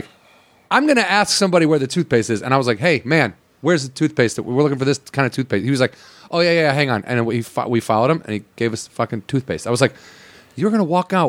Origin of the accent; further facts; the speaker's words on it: Southwest suburbs of Chicago, Illinois, United States; I'm not from Chicago. I'm from the Southwest suburbs